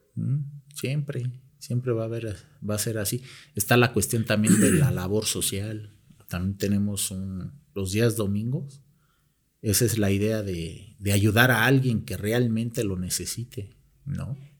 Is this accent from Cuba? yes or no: no; Mexico; somos los propios mexicanos